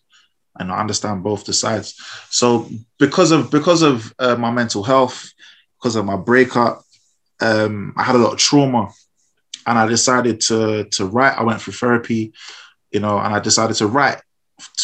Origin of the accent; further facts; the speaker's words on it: London, United Kingdom; raised in South London